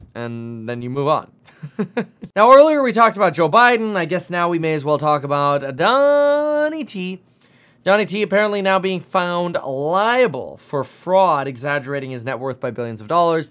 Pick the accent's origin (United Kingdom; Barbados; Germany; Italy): Germany; now in United States; I'm from Germany